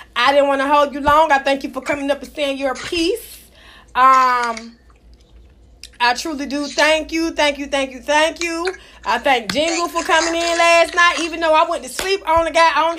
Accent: United States; I was raised in AC

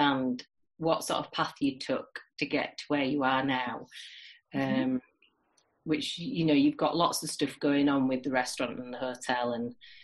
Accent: Huddersfield, Yorkshire and the Humber, United Kingdom; also born or lived in Hull; I'm from Huddersfield

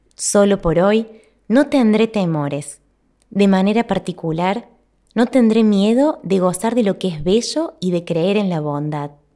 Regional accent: Argentina; mi país, en Argentina

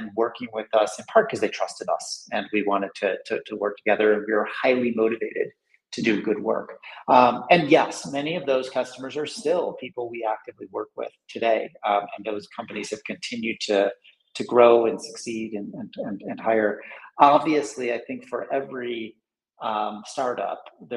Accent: United States; moved away; I'm originally American

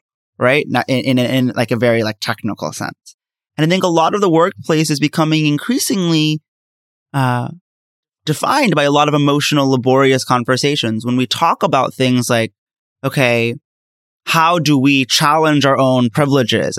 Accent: United States; As an American Muslim

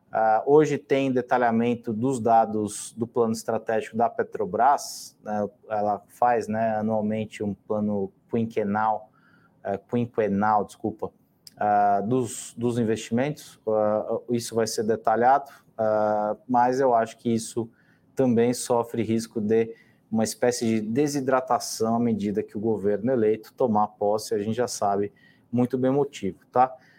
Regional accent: São Paulo, Brazil; eu moro aqui em São Paulo já há bastante tempo. Na verdade, a minha vida toda eu sou, é, sou paulista e paulistano

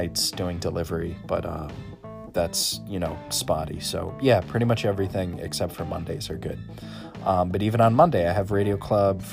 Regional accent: Scituate, Massachusetts, United States; I'm from Scituate, and I'm a media arts major at Massasoit.

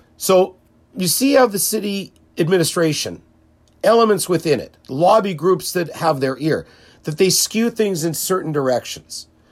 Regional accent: Winnipeg, Manitoba, Canada; as a Jewish kid growing up in the North End

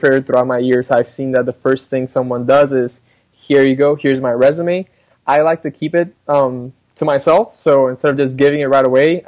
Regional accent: Colombia; also born or lived in Ohio / Dallas, Texas; now in United States; I was born and raised in Colombia, South America.

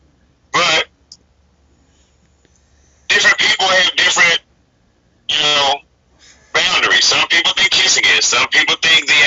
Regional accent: the South, United States; moved away; I'm from the South. I was born and raised in the South

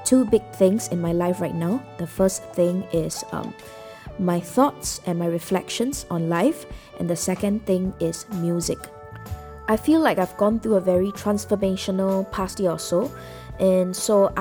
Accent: Singapore; I'm Singaporean, okay? So pretty much growing up, I think I led a very typical Singaporean life

